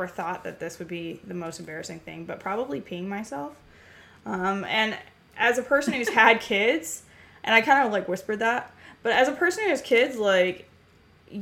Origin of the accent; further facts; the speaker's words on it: Ramona, California, United States; I grew up in a little nothing town called Ramona, California, with my grandparents on a 100-acre